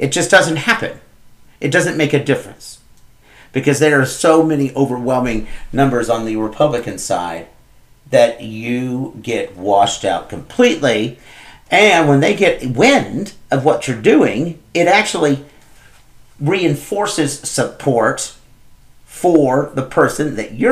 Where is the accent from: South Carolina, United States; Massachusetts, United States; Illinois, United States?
Illinois, United States; Moultrie County; my hometown, Moultrie County